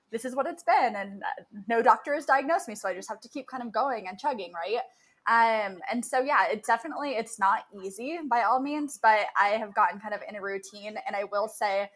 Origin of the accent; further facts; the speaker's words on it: Murrieta, California, United States; moved away as an adult; also born or lived in San Diego / Orange County / Long Beach / Los Angeles; now in Denver, United States; I'm from Southern California. So I was born and raised in a small town out there called Murrieta, California